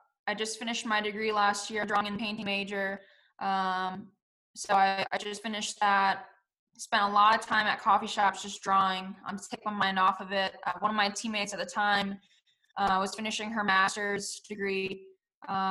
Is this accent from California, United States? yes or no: no; Wisconsin, United States; moved away as an adult; also born or lived in Germany / Kansas City / Orlando / Houston; I'm from Wisconsin, obviously very cold